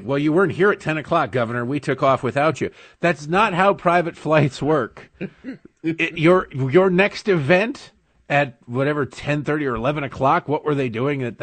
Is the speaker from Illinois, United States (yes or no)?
no; Michigan, United States; growing up in Michigan